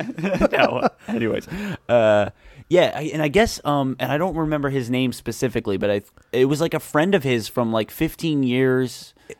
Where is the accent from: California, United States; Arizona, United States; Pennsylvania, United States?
Pennsylvania, United States; Philadelphia; I'm from Philadelphia.